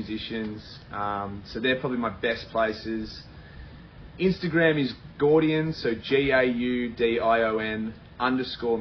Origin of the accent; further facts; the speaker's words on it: Australia; we in Australia